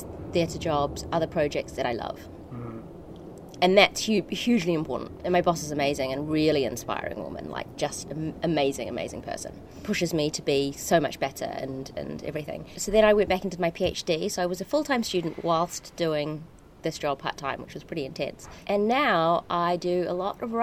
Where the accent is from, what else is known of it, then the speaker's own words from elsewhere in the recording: New Zealand; accent: Antipodean; moved away as an adult; also born or lived in Malaysia; now in London, United Kingdom; I grew up in Malaysia, I grew up in New Zealand, and then I came to London at 20.